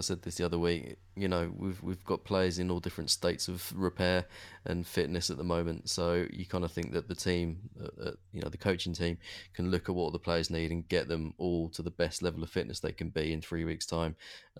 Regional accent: England, United Kingdom; No, we're English.

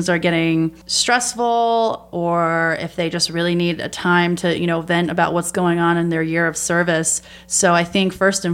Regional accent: New York, United States; moved away as an adult; now in Arizona, United States; I am from New York, and I went to school in upstate New York for 4 years

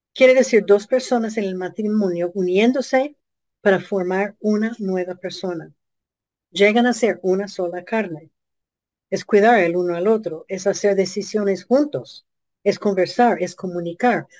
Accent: United States; nuestro país

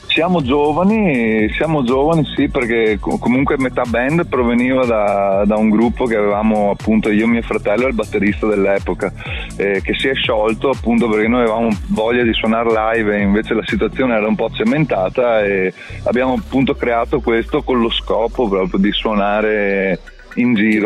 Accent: Padua, Veneto, Italy; sono di Padova

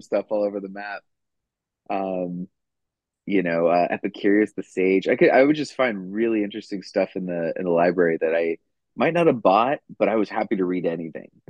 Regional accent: Roswell, New Mexico, United States; I'm from Roswell, New Mexico

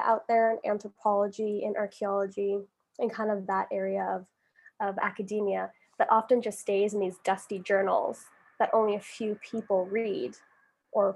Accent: Calgary, Alberta, Canada; accent: generic North American; moved away as an adult; now in London, United Kingdom; I'm from Canada, from a city, Calgary, Alberta. We're Western Canada

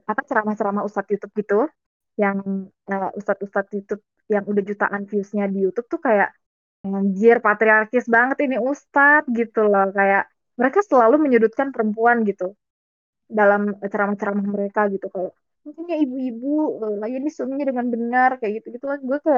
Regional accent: Banten, Indonesia; Maksudnya kayak gue dari Banten nih. Banten itu eh, terkenal dengan kota provinsi yang madani, islami, website gitu deh.

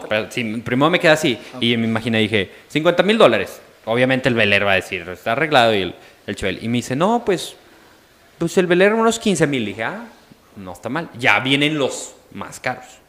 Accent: Mexico; also born or lived in Coahuila; soy mexicano

